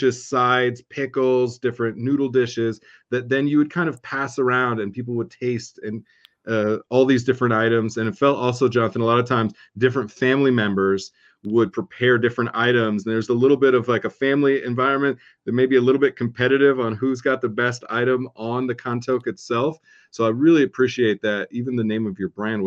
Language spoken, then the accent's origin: English; Southern California, United States; Growing up in Southern California